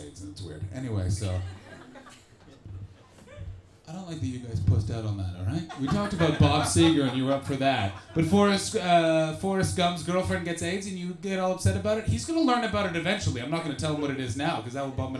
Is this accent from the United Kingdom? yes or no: no; Canada; I'm from Canada